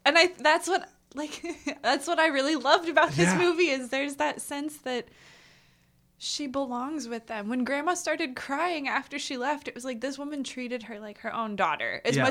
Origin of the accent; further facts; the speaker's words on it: Canada; I literally just wanted to back out of the theater and be like, sorry. I'm Canadian.